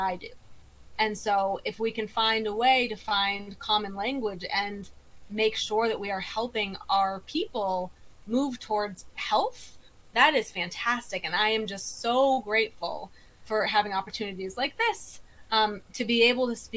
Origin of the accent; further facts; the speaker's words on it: South Dakota, United States; I grew up in South Dakota